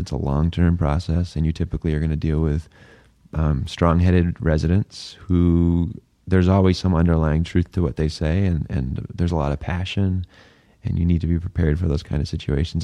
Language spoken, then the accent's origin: English; New Hampshire, United States; now in Phoenix, United States; I grew up in New Hampshire